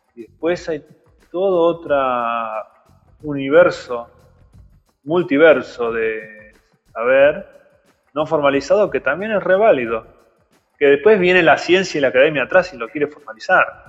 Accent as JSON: {"language": "Spanish", "town": "Mar del Plata", "region": "Buenos Aires Province", "country": "Argentina", "tie": "born or raised there", "also_born_or_lived": "Campana", "moved": "as an adult", "lives_now": "Chascomús, Argentina", "said": "Yo nací en Mar del Plata y estudié allá eh, y después me fui a vivir a Campana, después me mudé a Cachas Comús en 2007"}